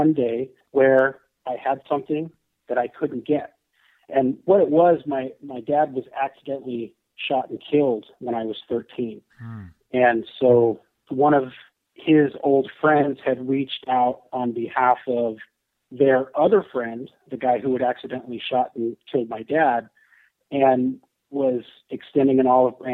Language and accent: English; San Francisco Bay Area, California, United States; I'm from the San Francisco Bay Area. Still live there.